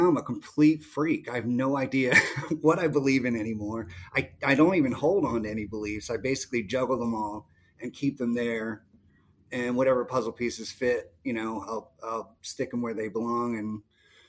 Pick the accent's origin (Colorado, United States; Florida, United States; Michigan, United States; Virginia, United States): Virginia, United States; also born or lived in England; mostly raised in Virginia